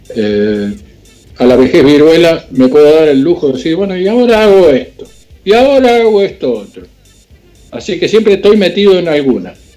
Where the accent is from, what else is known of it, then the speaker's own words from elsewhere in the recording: Argentina; now in United States; soy argentino, estamos en Estados Unidos